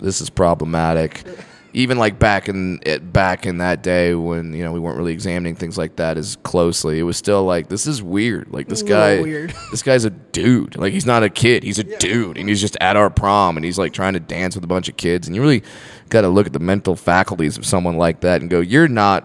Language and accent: English; Fullerton, California, United States; I went to a high school called Sunny Hills High School in Fullerton, California.